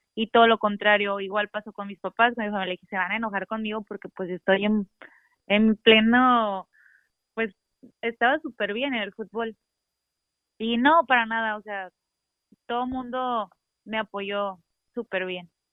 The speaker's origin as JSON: {"language": "Spanish", "town": "Ensenada", "region": "Baja California", "country": "Mexico", "tie": "born or raised there", "also_born_or_lived": "Tijuana", "said": "crecí aquí jugando en Ensenada"}